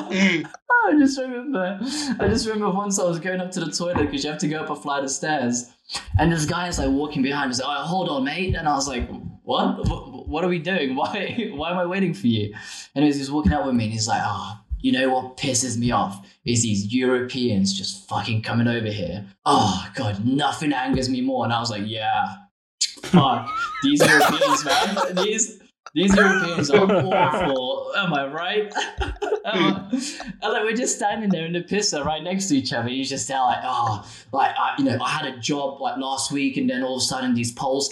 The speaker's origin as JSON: {"language": "English", "country": "Lithuania", "moved": "yes", "lives_now": "United Kingdom", "said": "from Lithuania"}